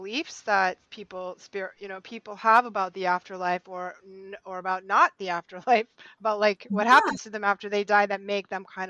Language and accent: English; New England, United States; we're from New England. There's a lot of Catholics here